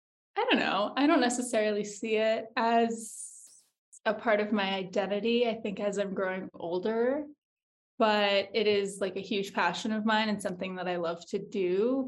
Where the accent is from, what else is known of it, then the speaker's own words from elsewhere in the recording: Liberty Lake, Washington, United States; I have moved over 20 times. Mm-hmm. The longest I spent anywhere, though, was in Eastern Washington State, in the small town called Liberty Lake, Washington, on the border of Idaho.